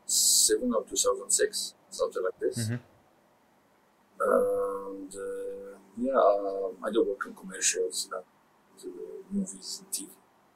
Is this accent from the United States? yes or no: no; Egypt; I was born in Egypt. I was raised abroad in Egypt.